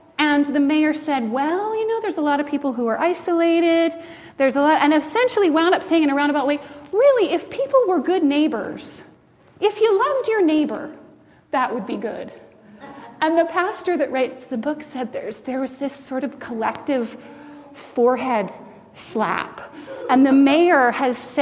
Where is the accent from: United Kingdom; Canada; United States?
Canada; as a Canadian